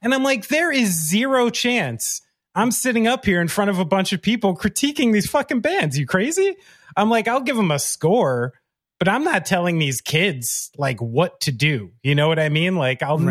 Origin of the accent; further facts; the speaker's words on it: New Jersey, United States; I'm born and raised in Central Jersey and by New York City